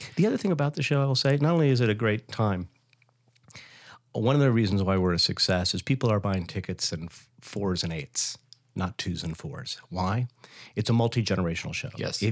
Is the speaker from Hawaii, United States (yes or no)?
yes; Hawaii, United States; moved away; I grew up in Hawaii where my intro to Broadway was records